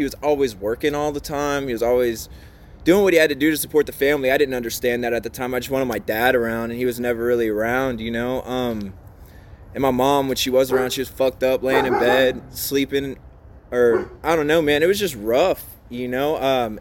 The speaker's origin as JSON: {"language": "English", "area": "between New Orleans and Baton Rouge", "region": "Louisiana", "country": "United States", "tie": "born or raised there", "also_born_or_lived": "Mississippi", "moved": "yes", "said": "I grew up in the South between New Orleans and Baton Rouge, mostly a little bit of time in Mississippi"}